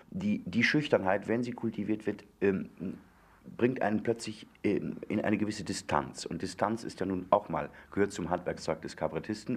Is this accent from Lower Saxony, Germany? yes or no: no; Moers, North Rhine-Westphalia, Germany; moved away; ich bin also das, das Mörser Kulturei